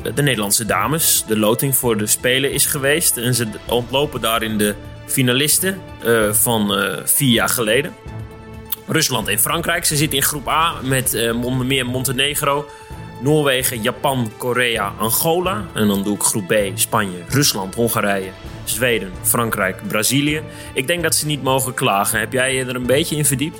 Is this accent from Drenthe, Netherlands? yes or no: yes; Barger-Compascuum, Drenthe, Netherlands; als speler van HVC uit de nietige Barger Compascum in Drenthe